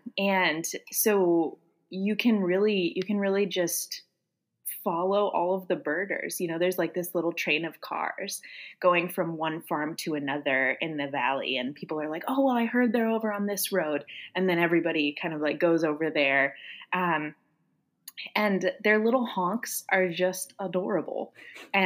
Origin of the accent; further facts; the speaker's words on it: Michigan, United States; moved away as an adult; also born or lived in Ohio / Nashville, Tennessee; now in Seattle, United States; I grew up in Michigan. And so I identify thoroughly as a Midwesterner